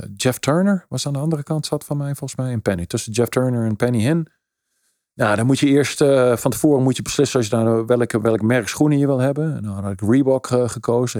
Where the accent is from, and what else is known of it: Netherlands; moved away; also born or lived in United States / Italy